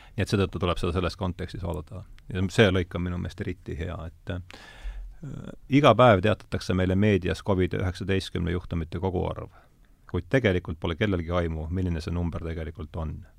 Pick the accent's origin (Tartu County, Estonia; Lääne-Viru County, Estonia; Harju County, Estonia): Lääne-Viru County, Estonia; Rakvere; ma olen Rakveres pärit